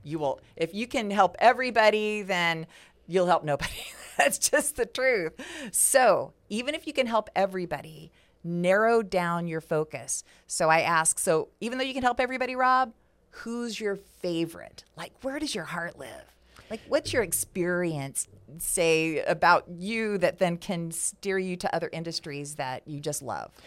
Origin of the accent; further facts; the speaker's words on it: West Coast, United States; moved away; for me, growing up on the West Coast